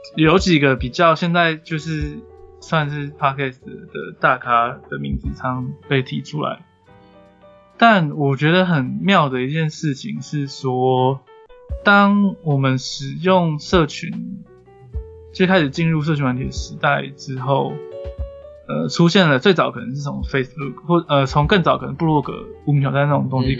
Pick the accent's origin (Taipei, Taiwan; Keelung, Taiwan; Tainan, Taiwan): Taipei, Taiwan; 我们两个都是台北长大的